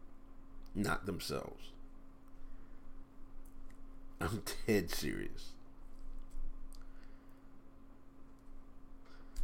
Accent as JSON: {"language": "English", "town": "Exton", "region": "Pennsylvania", "country": "United States", "tie": "born or raised there", "said": "I grew up in Exton, Pennsylvania"}